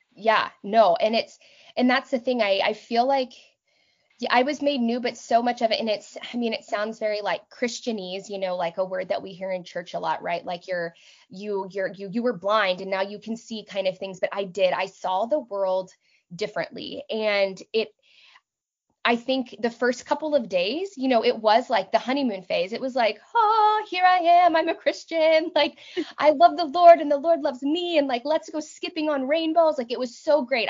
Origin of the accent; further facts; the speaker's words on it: Texas, United States; moved away as an adult; also born or lived in New York / Boston / Austin, Texas / southern Manitoba, Canada; now in Manitoba, Canada; I was born and raised in Texas